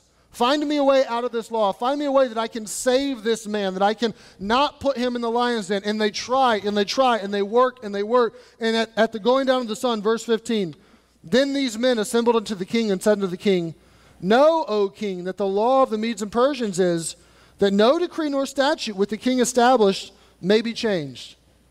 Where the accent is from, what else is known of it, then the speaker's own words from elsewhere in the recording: Kentucky, United States; I grew up in Kentucky, and I was 8 to 10 minutes from the city, but I lived kind of on the outskirts, and we lived around woods. There were woods just surrounding our house.